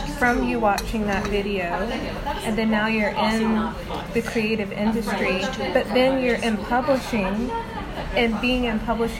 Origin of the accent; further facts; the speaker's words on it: United States; as an American